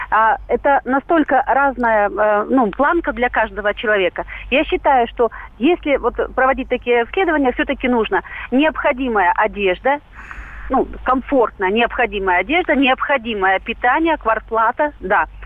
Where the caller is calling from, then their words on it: Khabarovsk, Khabarovsk Krai, Russia; Дальнего Востока, я с Хабаровска.